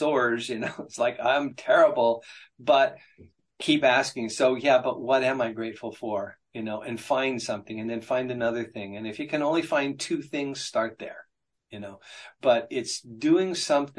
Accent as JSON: {"language": "English", "region": "Appalachia", "country": "United States", "tie": "born or raised there", "said": "I grew up in Appalachia"}